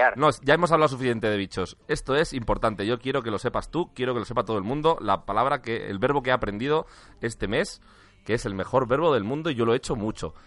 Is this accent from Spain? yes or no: yes; Valladolid, Castile and León, Spain; moved away as an adult; now in Madrid, Spain; soy de Valladolid, ¿eh? yo llevo en Madrid ocho años